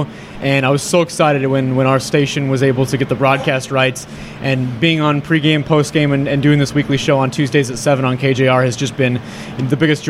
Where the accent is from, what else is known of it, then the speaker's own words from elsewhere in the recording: Kirkland, Washington, United States; also born or lived in Seattle; I grew up in Kirkland